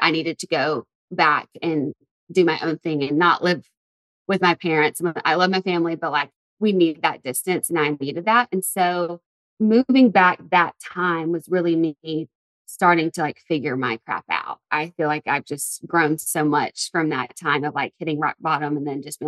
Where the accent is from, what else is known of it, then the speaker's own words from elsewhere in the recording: Tuscaloosa, Alabama, United States; moved away as an adult; also born or lived in Santa Monica, California; I moved from Tuscaloosa, Alabama. I went to school at the University of Alabama. That's where I'm from. And that was a 15-minute drive away from home.